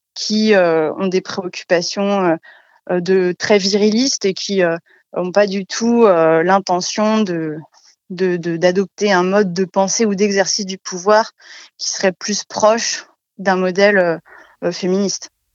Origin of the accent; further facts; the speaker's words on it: France; moved away as an adult; also born or lived in Strasbourg / Paris; now in Chalon-sur-Saône, France; Je suis née à, Lusie, enfin j'ai grandi à Lusy, un, village de 2000 habitants